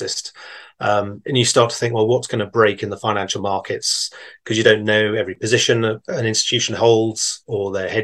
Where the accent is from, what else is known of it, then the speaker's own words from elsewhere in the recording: England, United Kingdom; I am. Yeah, from England